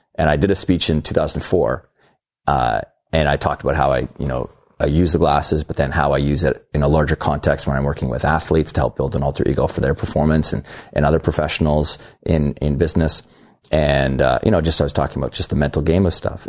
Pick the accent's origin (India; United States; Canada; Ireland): Canada; I'm Canadian